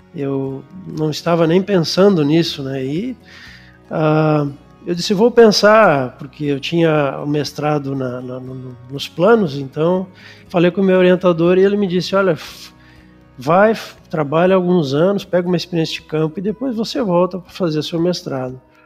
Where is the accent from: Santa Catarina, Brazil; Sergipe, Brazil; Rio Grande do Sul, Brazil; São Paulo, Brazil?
Rio Grande do Sul, Brazil; Canoas; also born or lived in Porto Alegre; eu sou gaúcho, nascido em Porto Alegre, mas criado em Canoas